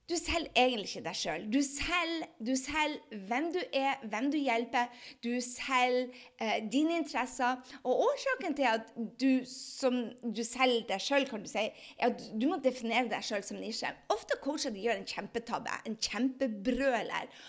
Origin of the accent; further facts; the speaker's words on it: Andøya, Nordland, Norway; Altså, jeg er fra Andøya.